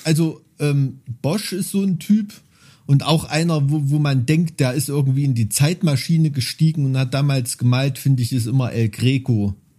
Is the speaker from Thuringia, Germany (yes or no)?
yes; Thuringia, Germany; als Thüringer